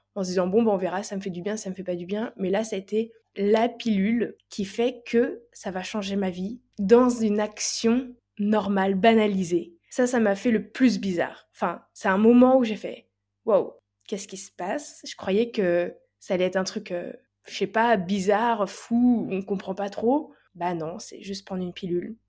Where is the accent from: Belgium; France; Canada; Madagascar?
France; Nantes, Pays de la Loire; je suis de Nantes